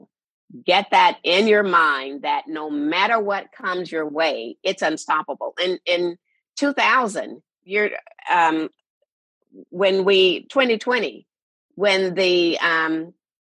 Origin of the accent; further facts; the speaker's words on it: Shreveport, Louisiana, United States; my hometown of Shreveport, Louisiana